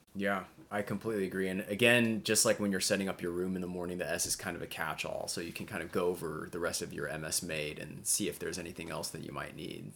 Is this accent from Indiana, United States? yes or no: yes; Indiana, United States; moved away; I'm originally born and raised in Indiana